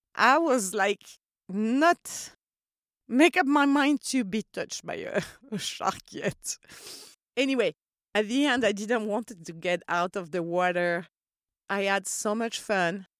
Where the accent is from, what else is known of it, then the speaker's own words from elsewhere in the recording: Corsica, France; I grew up in Corsica